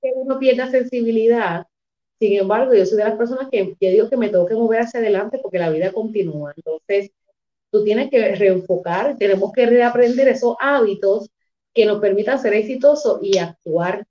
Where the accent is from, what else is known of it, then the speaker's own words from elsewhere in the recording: Humacao, Puerto Rico; yo soy de Humacao, soy del campo de Humacao